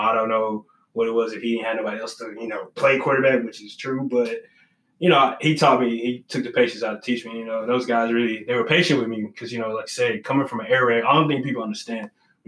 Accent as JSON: {"language": "English", "region": "Texas", "country": "United States", "moved": "yes", "said": "when I came from Texas, I was cocky. You know, I had been coached in Texas."}